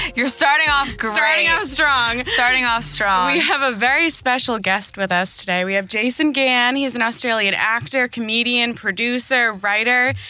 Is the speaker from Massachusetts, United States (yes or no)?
yes; Boston, Massachusetts, United States; We're from Boston, Massachusetts